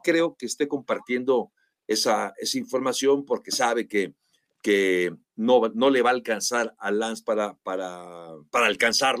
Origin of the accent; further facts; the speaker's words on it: Mexico; nosotros como mexicanos